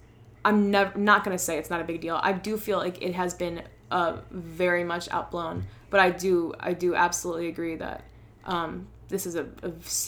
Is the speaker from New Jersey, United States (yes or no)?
yes; New Jersey, United States; now in Boston, United States; I am from New Jersey, which was really bad, and now it's a very safe state to be in.